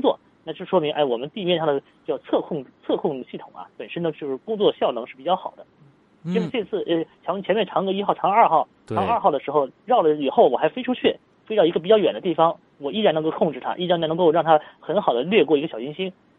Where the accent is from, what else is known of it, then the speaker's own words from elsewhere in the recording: China; 这些东西都是我们中国人所需要采集的一些数据